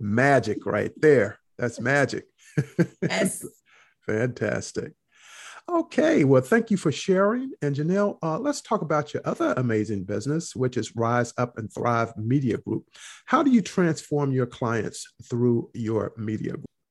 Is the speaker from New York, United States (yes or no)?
no; North Carolina, United States; I grew up in North Carolina